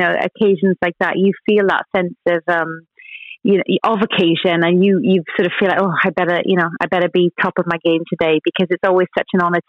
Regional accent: Wales, United Kingdom; Being a Welsh girl

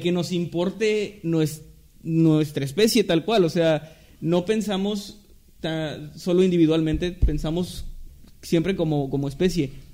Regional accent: Mexico; somos mexicanos

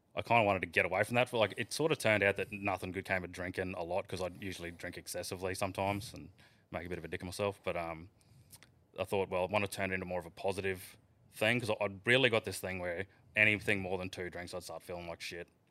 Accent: the Isa, Queensland, Australia; growing up in the Iser, there's a huge drinking culture

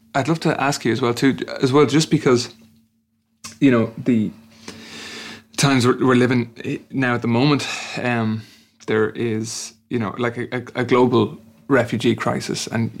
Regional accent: Ireland; for me as an Irish person

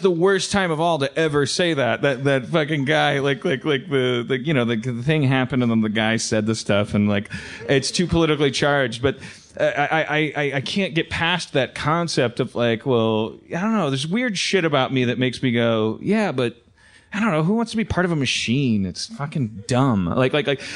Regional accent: Milwaukee, Wisconsin, United States; also born or lived in California; now in Los Angeles, United States; growing up in Wisconsin

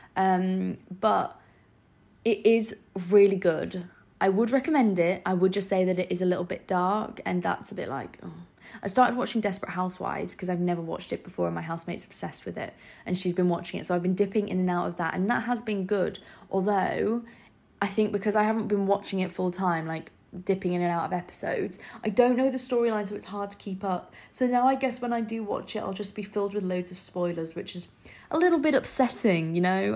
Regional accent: Scarborough, Yorkshire and the Humber, United Kingdom; moved away as an adult; now in London, United Kingdom; I'm from Scarborough in the north, so north of England. I live by the seaside

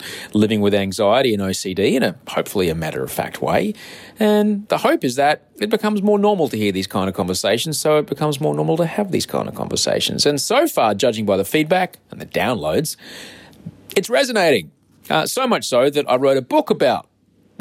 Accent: Australia; I'm an author from Australia

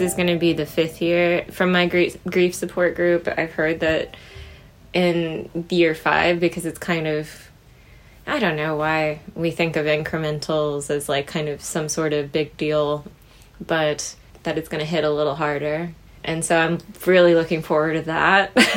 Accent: Midwest, United States; we grew up in the Midwest.

